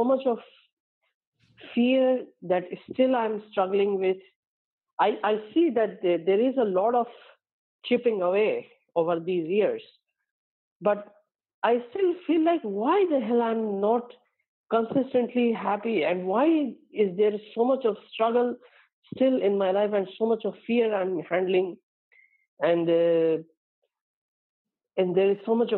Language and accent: English; India; my brother also living in my hometown with my parents